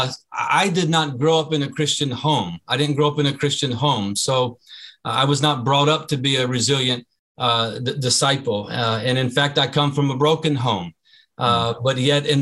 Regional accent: United States; I, as an American relief worker, humanitarian aid worker

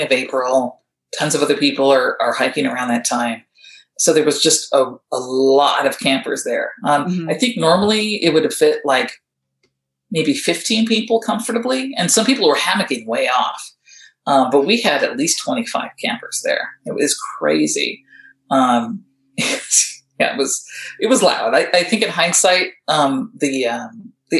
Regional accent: Southern California, United States; I grew up out here in Southern California in kind of a rural area.

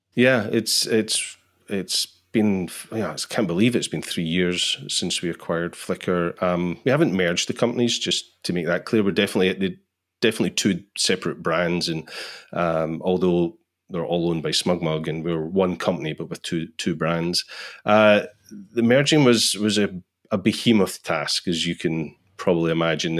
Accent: Scotland, United Kingdom; I'm from Scotland

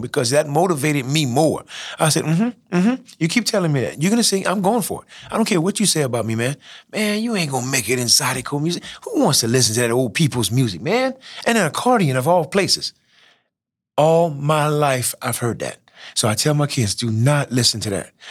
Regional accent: Church Point, Louisiana, United States; I'm from Churchpoint, Louisiana. And who would have thought that a guy out of Church Point, small town

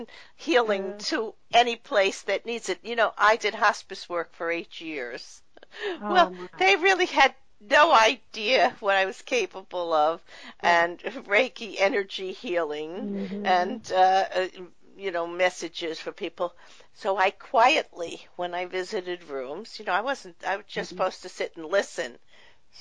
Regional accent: New York, United States; I'm from New York, but I have a son living out in California, and I travel back and forth there

